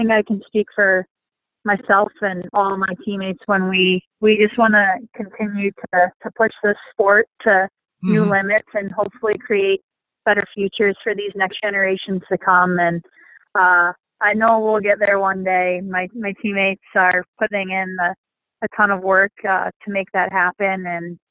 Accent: Michigan, United States; moved away; I grew up playing hockey in Michigan

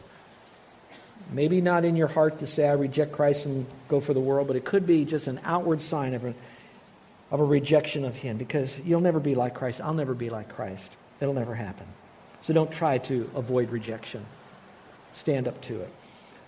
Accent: United States; I'm an American

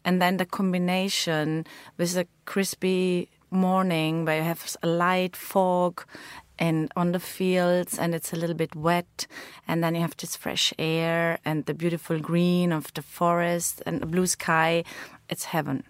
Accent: Bezau, Vorarlberg, Austria; I grew up in Bessau with a lot of friends, my family.

